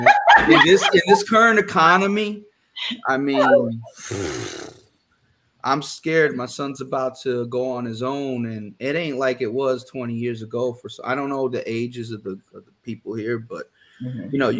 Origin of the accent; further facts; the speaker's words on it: Perth Amboy, New Jersey, United States; also born or lived in Hoboken, New Jersey / New Orleans, Louisiana; now in Houston, United States; I was born in Hoboken, but my hometown is Perth Amboy